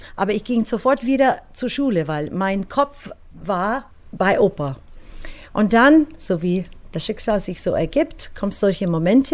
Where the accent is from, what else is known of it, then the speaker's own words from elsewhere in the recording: United States; German is a second language; moved away; Ich bin Amerikanerin, bin aufgewachsen in einer sehr großen Familie.